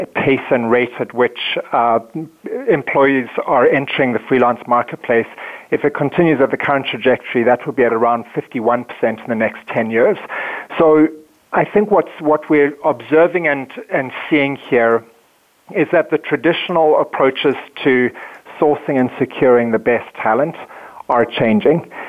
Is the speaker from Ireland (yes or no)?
no; South Africa; moved away as an adult; now in Minneapolis, United States; I come from South Africa, born and raised, and moved to the um, States in 2005.